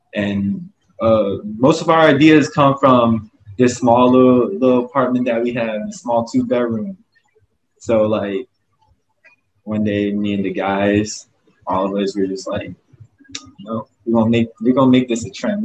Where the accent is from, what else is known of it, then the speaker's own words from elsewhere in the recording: Augusta, Georgia, United States; also born or lived in Myrtle Beach, South Carolina; now in Honolulu, United States; I come from uh, Myrtle Beach, but I was raised in Augusta, Georgia